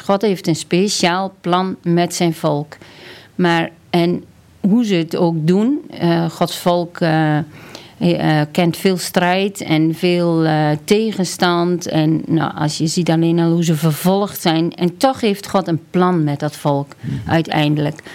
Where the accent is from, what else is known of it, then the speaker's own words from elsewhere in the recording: near Kampen, Overijssel, Netherlands; Ik ben opgegroeid op de Veluwe op, eh, onder de rook van Kampen eigenlijk. Dat is eigenlijk uh, Overijssel, maar eh, de Zanden.